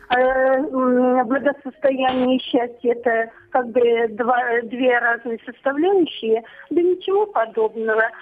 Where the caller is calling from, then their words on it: Volgograd, Volgograd Oblast, Russia; Здравствуйте, я из Волгограда пенсионера, 10 лет я на пенсии.